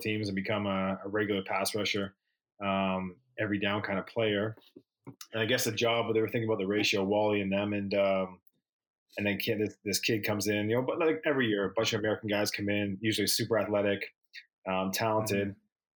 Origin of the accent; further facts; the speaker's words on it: Toronto, Ontario, Canada; It's my hometown